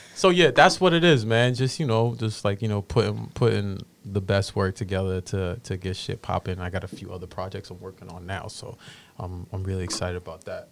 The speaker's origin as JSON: {"language": "English", "town": "Boston", "region": "Massachusetts", "country": "United States", "tie": "born or raised there", "said": "growing up in Roxbury"}